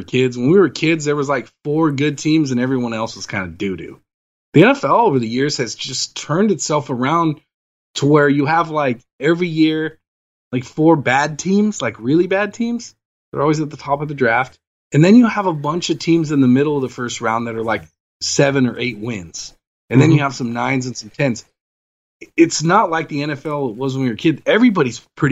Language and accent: English; Southern California, United States; grew up in SoCal, USC guy